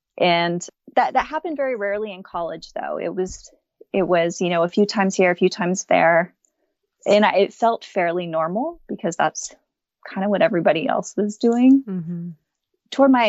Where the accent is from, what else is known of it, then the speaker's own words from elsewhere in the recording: Austin, Texas, United States; also born or lived in Japan; So I grew up in Austin, Texas. I'm 32 years old, about to be 33. I'm mostly spent my life in Austin, Texas, but was born abroad over in Japan, moved around a lot